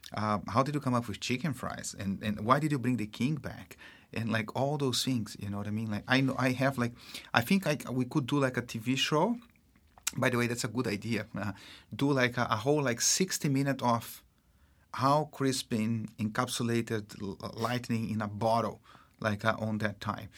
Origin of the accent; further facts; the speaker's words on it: Brazil; accent: Brazilian; English is a second language; moved away; I am, uh, Brazilian. um, you probably can tell that 'cause I have this funny accent.